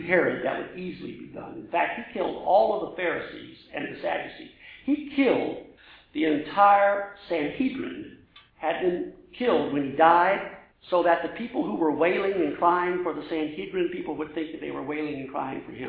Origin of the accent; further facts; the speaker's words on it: Louisiana, United States; I'm from Louisiana